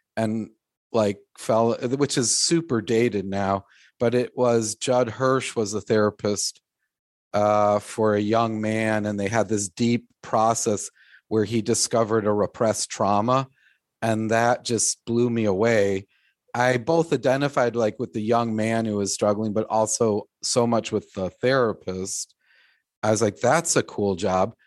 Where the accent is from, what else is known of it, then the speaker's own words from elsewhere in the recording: Glencoe, Illinois, United States; I grew up in Glencoe